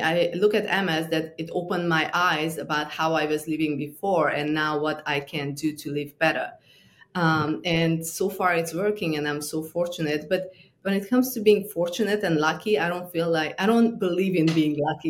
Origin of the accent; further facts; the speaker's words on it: Transylvania, Romania; moved away as an adult; also born or lived in New York; I grew up in Transylvania, Romania